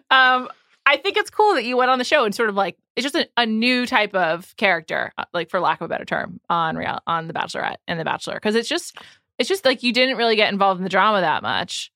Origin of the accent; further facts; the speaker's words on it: New York City, New York, United States; I'm from the Upper West Side